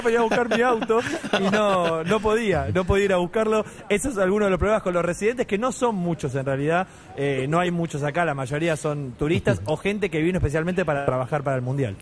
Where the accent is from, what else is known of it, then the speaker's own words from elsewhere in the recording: Buenos Aires, Argentina; Yo soy muy porteño